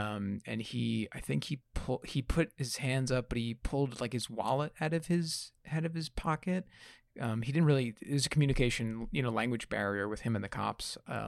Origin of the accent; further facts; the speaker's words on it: New York, United States; Being an Italian growing up in New York.